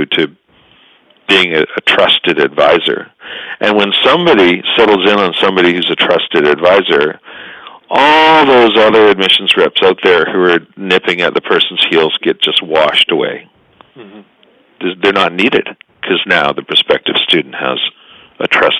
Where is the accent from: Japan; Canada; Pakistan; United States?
Canada; we're decent Canadian guys